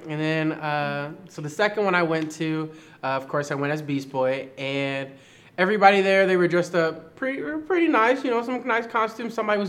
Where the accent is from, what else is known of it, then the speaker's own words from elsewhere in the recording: Kansas City, United States; I'm from Kansas City.